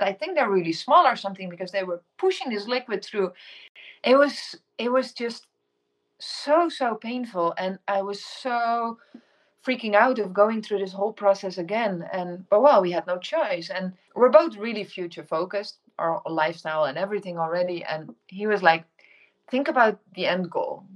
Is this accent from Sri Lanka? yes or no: no; Netherlands; first language Dutch; English is a second language; moved away as an adult; also born or lived in Indonesia; I'm originally from the Netherlands.